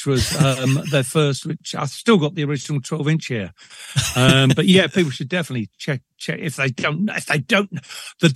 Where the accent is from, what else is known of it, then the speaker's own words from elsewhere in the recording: London, United Kingdom; moved away as an adult; also born or lived in Liverpool; now in Brecon, United Kingdom; born and bred in Liverpool, and until about the age of five, and I was dragged to London